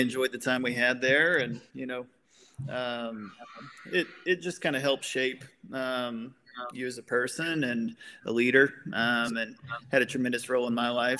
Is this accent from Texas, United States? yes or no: yes; Grand Saline, Texas, United States; also born or lived in Colorado / New Mexico; I grew up in Grand Saline, Texas